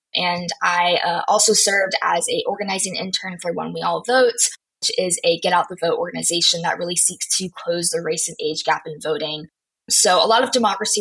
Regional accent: Raleigh, North Carolina, United States; I am from Raleigh, North Carolina

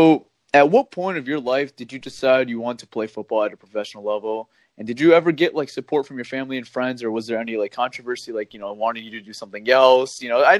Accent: Farmington Hills, Michigan, United States; I'm from the Farmington Hills area.

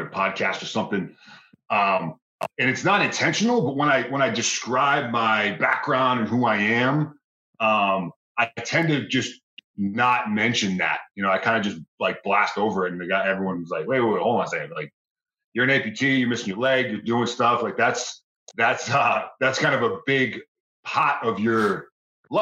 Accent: Boston, Massachusetts, United States; moved away as an adult; Boston, Mass, born and raised

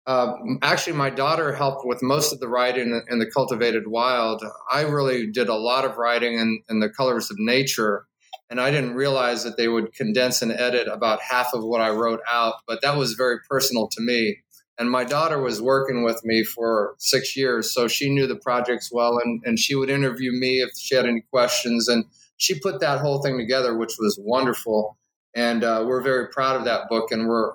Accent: Omaha, Nebraska, United States; moved away as an adult; also born or lived in Southern California / Illinois / Ohio / Florida; I'm a Nebraskan. I was born in Omaha … I lived in Southern California for a few years, then back to Nebraska, then Illinois, and then Ohio.

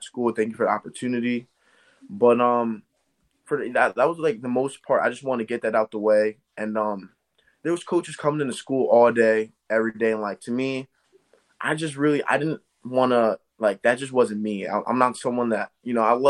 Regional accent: Eastern Pennsylvania, United States; I'm from Eastern Pennsylvania

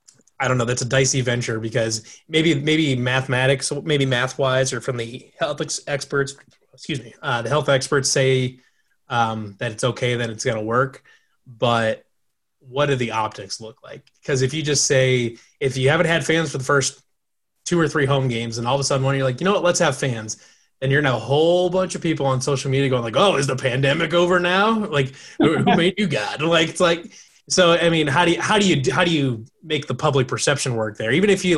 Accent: Iowa, United States; I grew up in Eastern Iowa. And I still live in Eastern Iowa

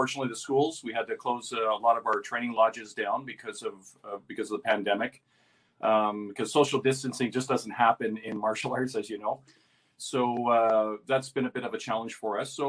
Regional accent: Long Plains, Manitoba, Canada; now in Toronto, Canada; I'm originally from a place called Long Plains, Manitoba

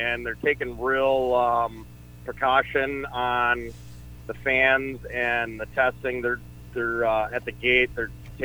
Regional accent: Minnesota, United States; born or raised there

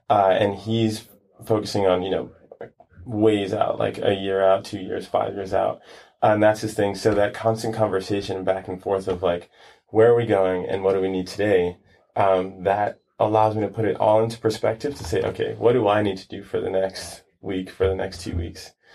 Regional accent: New York City, New York, United States; moved away as an adult; now in California, United States; I grew up in Brooklyn, Brooklyn, New York. Mm-hmm. Um, stayed there until I was about maybe 18

